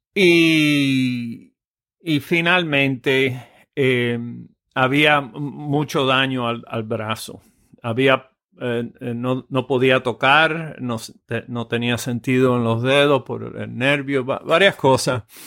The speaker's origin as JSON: {"language": "Spanish", "region": "Cienfuegos", "country": "Cuba", "tie": "born or raised there", "moved": "yes", "lives_now": "United States", "said": "yo nací en, Cienfuegos, eh, eh, Cuba, en el eh, año 53"}